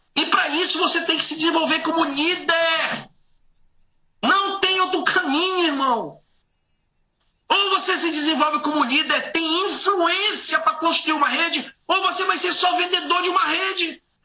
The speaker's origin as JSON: {"language": "Portuguese", "area": "Santarém", "region": "Pará", "country": "Brazil", "tie": "born or raised there", "also_born_or_lived": "Belém", "moved": "as an adult", "lives_now": "United States", "said": "Eu, é, nasci em Belém, nasci em Santarém, me cresci numa ilha, fui para Belém"}